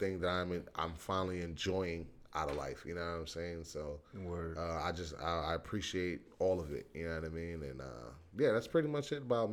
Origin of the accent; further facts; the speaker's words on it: New York, United States; I'm from New York